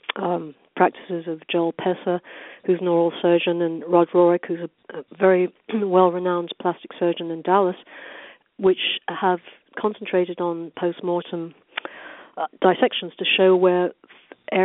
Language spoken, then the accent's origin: English; United Kingdom; also born or lived in London, England / Orange County, California; now in Newport Beach, United States; growing up in Britain